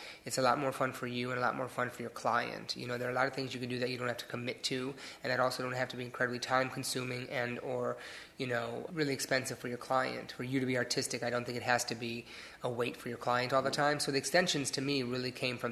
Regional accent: Detroit, Michigan, United States; moved away; My first salon is in my hometown of Detroit

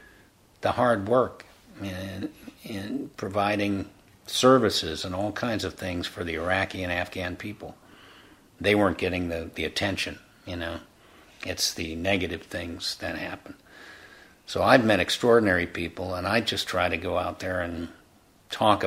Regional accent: United States; I was born in the United States

